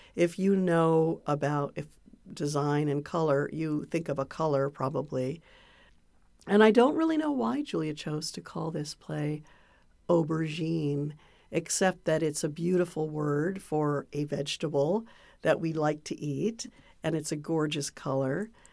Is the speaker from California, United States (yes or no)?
yes; Santa Cruz, California, United States; I grew up in Santa Cruz, California